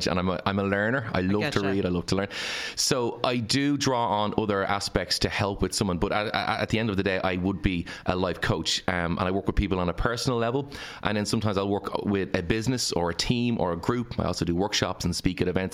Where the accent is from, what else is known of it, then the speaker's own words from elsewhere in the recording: Ireland; as the Irish people